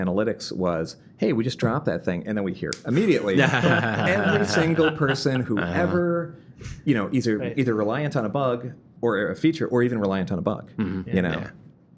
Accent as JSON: {"language": "English", "region": "Midwest", "country": "United States", "moved": "yes", "said": "I'm from the Midwest"}